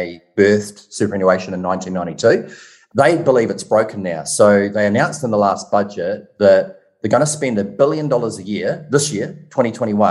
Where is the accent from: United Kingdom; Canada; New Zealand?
New Zealand; accent: Kiwi; moved away as an adult; also born or lived in Currumbin Beach, Australia; now in Gold Coast, Australia; I moved to Australia 10 years ago from New Zealand, if you haven't picked up on my Kiwi accent